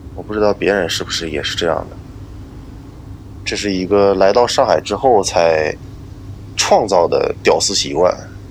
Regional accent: Northeast China, China; moved away as an adult; now in Shanghai, China; 我现在在上海。这个地方不是我的家乡，我是东北人

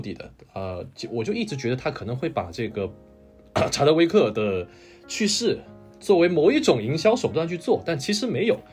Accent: China; moved away; 我这个不是韩国人啊，我是这个中国人， 土生土长的中国人

